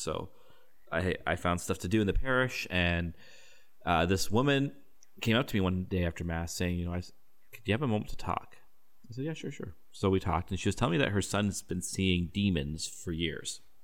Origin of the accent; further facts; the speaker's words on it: Canada; I'm a Canadian